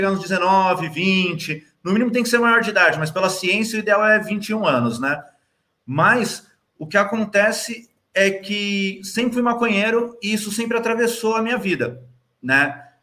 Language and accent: Portuguese; São Paulo, Brazil; eu nasci ali no Santa Catarina e aí morei em Interlagos, depois no Capão Redondo pelo resto da vida